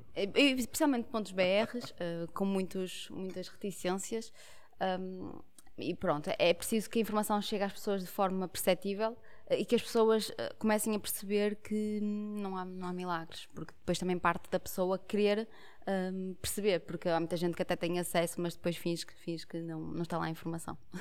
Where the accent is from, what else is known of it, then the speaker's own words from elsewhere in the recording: Portugal; nós, enquanto portugueses, gostamos muito de pão